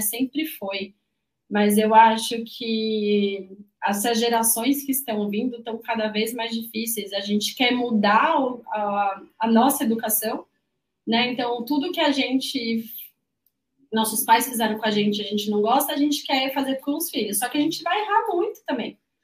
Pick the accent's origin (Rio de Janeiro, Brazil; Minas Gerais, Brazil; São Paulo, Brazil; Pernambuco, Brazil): São Paulo, Brazil; eu, que sou de São Paulo